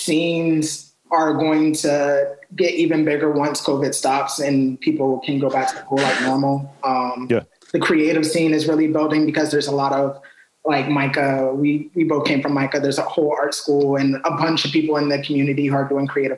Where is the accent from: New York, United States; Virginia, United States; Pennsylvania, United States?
Virginia, United States; Richmond; moved away as an adult; now in Baltimore, United States; I'm originally born and raised in Richmond, Virginia